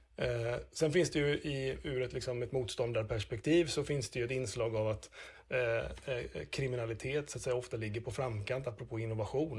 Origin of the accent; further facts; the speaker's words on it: Gothenburg, Västra Götaland, Sweden; accent: Gothenburg dialect (göteborgska); now in Östersund, Sweden; jag kommer mycket riktigt från Göteborg